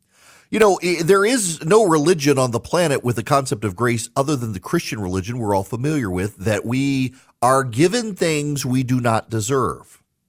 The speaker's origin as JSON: {"language": "English", "region": "Dubai", "country": "United Arab Emirates", "tie": "born or raised there", "also_born_or_lived": "United States", "said": "I was born and raised in the United States. Well, okay, not fair. I grew up in Dubai, but I was born here in the United States."}